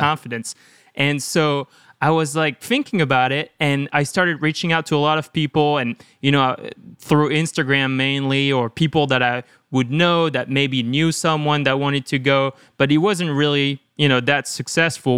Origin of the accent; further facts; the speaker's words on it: one hour south of Lyon, Auvergne-Rhône-Alpes, France; moved away as an adult; also born or lived in Chicago; now in United States; So I grew up in France, like one hour south of Lyon